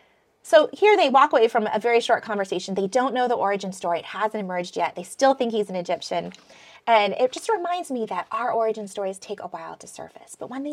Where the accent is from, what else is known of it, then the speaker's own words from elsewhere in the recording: Philippines; also born or lived in Michigan; I was born in Michigan. And then when I was a toddler, like practically a baby, my parents moved to the jungles of the Philippines. And then we lived there for a while and then moved to the city.